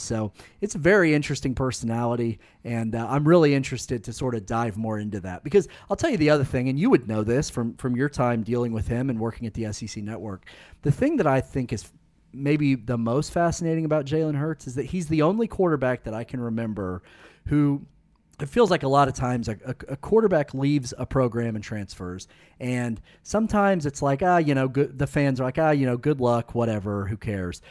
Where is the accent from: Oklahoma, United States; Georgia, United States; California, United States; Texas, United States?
Oklahoma, United States; Noble; when I was growing up in Noble, Oklahoma